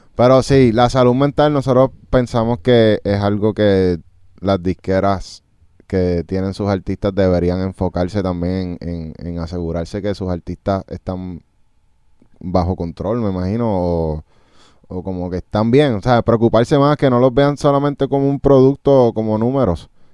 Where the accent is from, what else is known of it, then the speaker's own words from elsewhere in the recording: United States; nosotros venimos de Estados Unidos